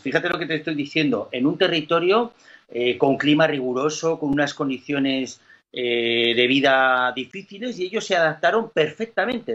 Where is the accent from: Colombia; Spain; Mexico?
Spain; Asturias; ambos somos asturianos